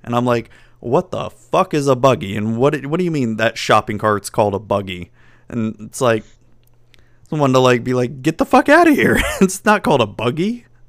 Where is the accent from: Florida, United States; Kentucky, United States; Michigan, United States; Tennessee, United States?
Florida, United States; I was born and raised in Florida